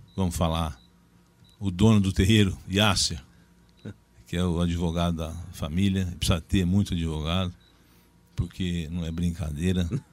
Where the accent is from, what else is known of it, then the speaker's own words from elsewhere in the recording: Terra Roxa, São Paulo, Brazil; eu sou de Terra Roxa. Nasci em Terra Roxa